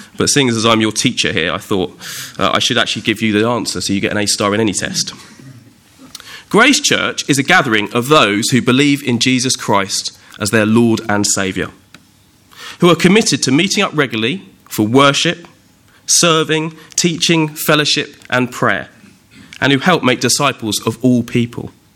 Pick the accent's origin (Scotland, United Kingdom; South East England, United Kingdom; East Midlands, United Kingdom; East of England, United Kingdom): South East England, United Kingdom; Windsor; also born or lived in Ascot; I was actually born in a hospital just up the road from Windsor, still in the Royal Borough, in Ascot